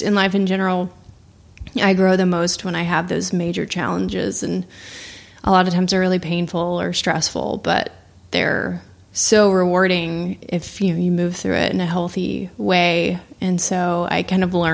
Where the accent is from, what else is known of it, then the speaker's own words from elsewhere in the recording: Little Rock, Arkansas, United States; moved away as an adult; I born and raised in Little Rock, Arkansas